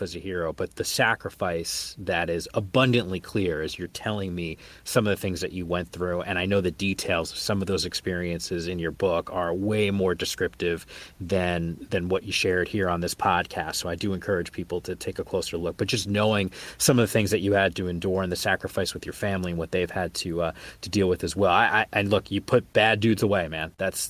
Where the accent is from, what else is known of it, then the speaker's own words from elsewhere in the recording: East Coast, United States; moved away as an adult; now in West Coast, United States; I grew up on the East Coast